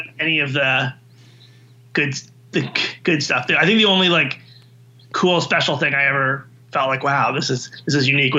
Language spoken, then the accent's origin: English; New York, United States; No, I grew up in New York.